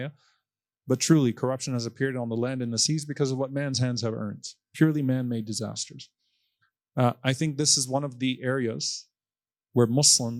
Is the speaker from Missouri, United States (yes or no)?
no; Texas, United States; our restaurants in Texas